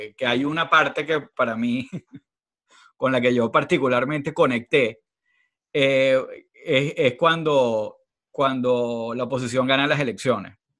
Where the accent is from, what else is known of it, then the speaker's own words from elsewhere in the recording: Venezuela; somos venezolanos